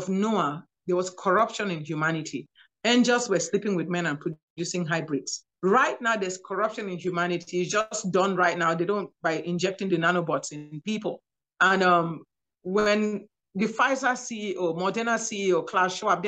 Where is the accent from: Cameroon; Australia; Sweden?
Cameroon; moved away as an adult; also born or lived in Nigeria / New York / Louisiana; now in United States; I'm from Cameroon, West Africa